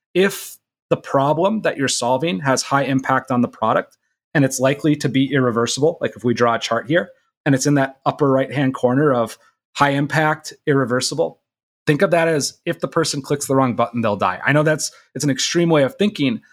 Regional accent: Minnesota, United States; I'm from Minnesota

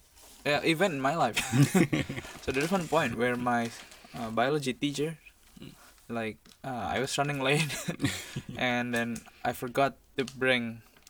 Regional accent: Jakarta, Indonesia; moved away as an adult; now in Yangzhou, China; So I came from the island of Java. So my city is Jakarta. It's right now it's the capital.

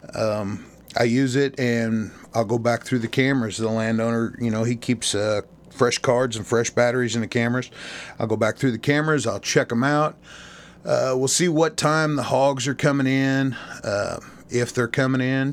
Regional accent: Missouri, United States; my home state of Missouri

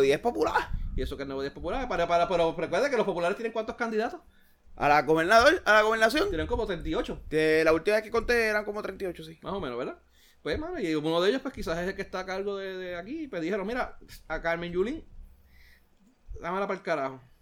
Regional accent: Puerto Rico

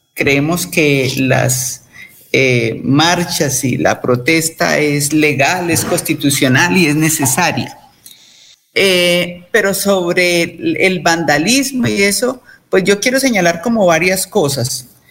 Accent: Colombia; como colombianos

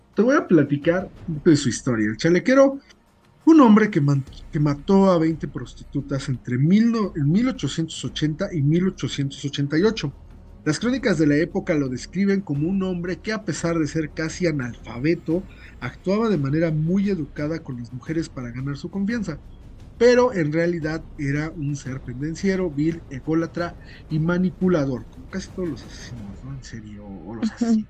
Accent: Mexico; como mexicanos, que vivimos

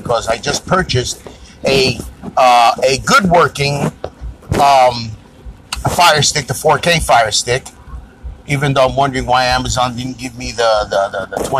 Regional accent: New York, United States; now in Florida, United States; I'm a New Yorker

